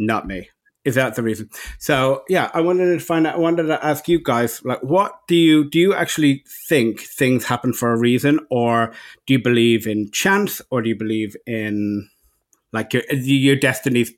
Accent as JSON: {"language": "English", "country": "Ireland", "moved": "yes", "lives_now": "Los Angeles, United States", "said": "And I'm the Irishman"}